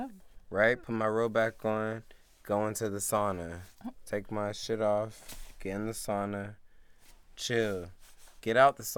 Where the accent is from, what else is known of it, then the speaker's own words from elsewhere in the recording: the South, United States; I'm from the south